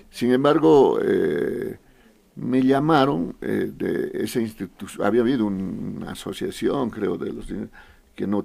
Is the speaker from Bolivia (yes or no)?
yes; Potosí, Bolivia; now in La Paz, Bolivia; Em, nací en Potosí, en la ciudad de Potosí. Estudié hasta nivel medio, poco más en Potosí, en Villazón, en más lugares porque mi padre, por el tema de trabajo de mi padre, eh, ya me vine a La Paz a culminar estudios universitarios